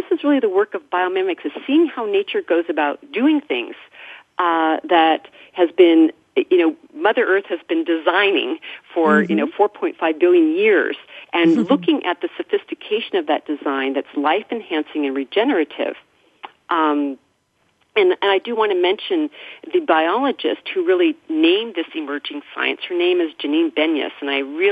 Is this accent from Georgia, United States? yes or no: no; Mendocino County, California, United States; growing up in Mendocino County